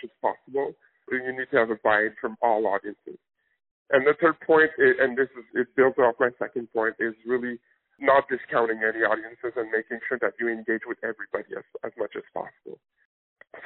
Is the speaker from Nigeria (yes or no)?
no; Canada; now in United States; my home country of Canada